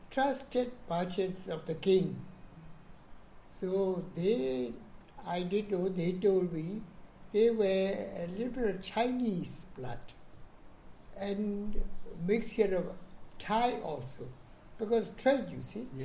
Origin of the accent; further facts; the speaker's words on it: Mandalay, Mandalay Region, Myanmar; now in Yangon, Myanmar; I was born in Mandalay, Upper Burma. See, that date, uh, equivalent, Yaba period, equivalent to 1929, 13 May